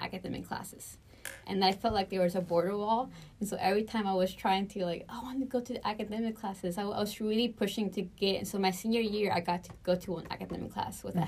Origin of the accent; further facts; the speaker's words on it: Houston, Texas, United States; also born or lived in Bakersfield, California / Brazil; I grew up um, in Houston most of my life